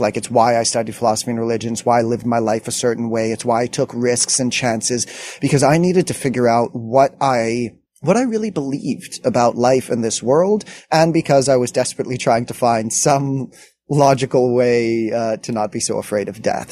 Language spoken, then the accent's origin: English; Montreal, Quebec, Canada; I grew up in Montreal